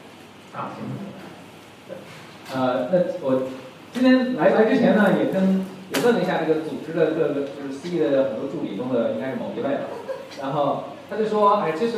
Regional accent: Beijing, China; 我简单介绍一下自己。我也是北京人

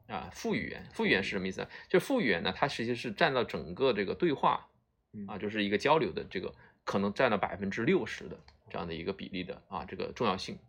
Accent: China; 我们中国人

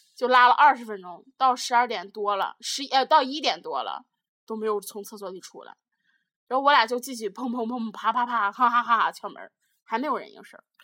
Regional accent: Jinan, Shandong, China; moved away as an adult; now in Shenyang, China; 它的省会城市就是我的家乡济南

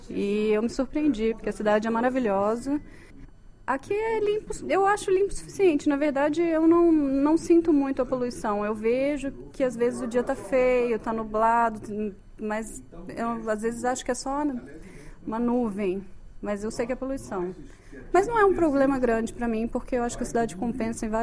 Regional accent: Brasília, Federal District, Brazil; eu sou brasiliense, né? Então eu venho de um lugar muito seco.

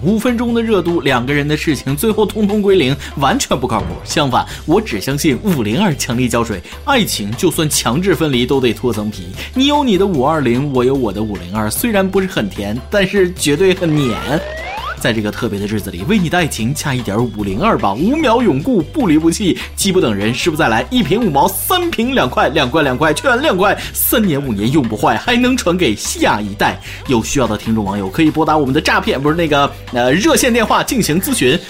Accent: northern China, China; 身为一个北方人

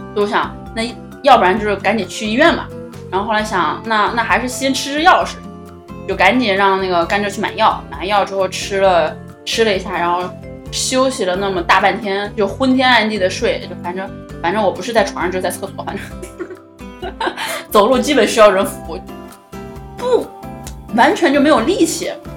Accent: China; 我们中国人

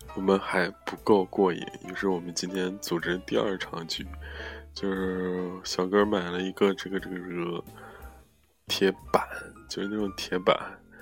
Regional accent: Zhengzhou, Henan, China; now in Netherlands; 我是郑州的

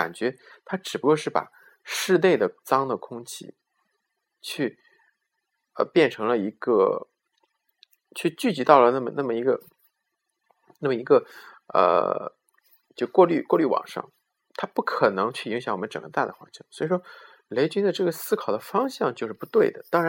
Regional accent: China; 因为我们中国的这个地面上总是有一层，你我没有办法知道从哪里来的灰尘

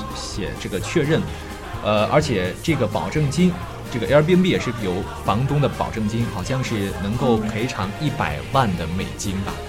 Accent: Qingdao, Shandong, China; moved away as an adult; now in Jinan, China; 我是青岛的

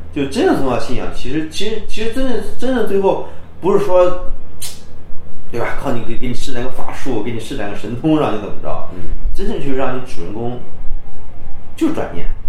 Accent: China; 你以我们中国人的角度衡量

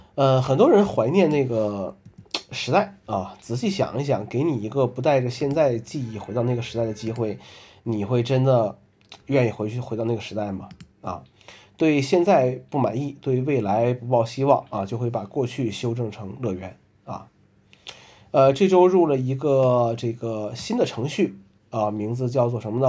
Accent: northern China, China; now in Hangzhou, China; 作为一个北方人

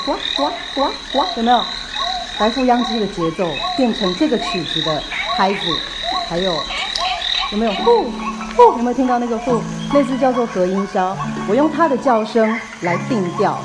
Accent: Taiwan; 我是台湾来的

